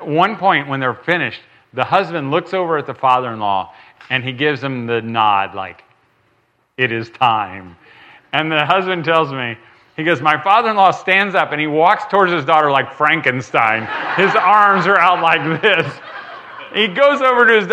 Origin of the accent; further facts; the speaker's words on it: United States; I'm red-blooded American. I'm not from Europe